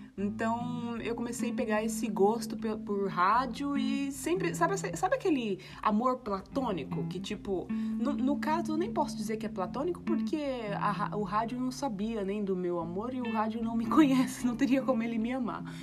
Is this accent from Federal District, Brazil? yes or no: no; Guarulhos, São Paulo, Brazil; now in Ubatuba, Brazil; cresci em Guarulhos, ali no Tabuão